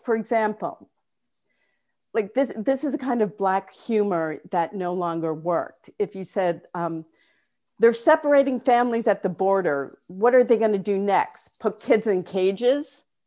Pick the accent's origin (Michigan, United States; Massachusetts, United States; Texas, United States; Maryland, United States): Massachusetts, United States; Newton; moved away as an adult; also born or lived in California / New York; I'm from Newton, Massachusetts